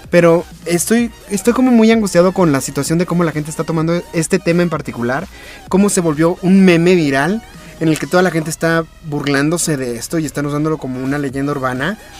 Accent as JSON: {"language": "Spanish", "country": "Mexico", "said": "A mí como mexicano"}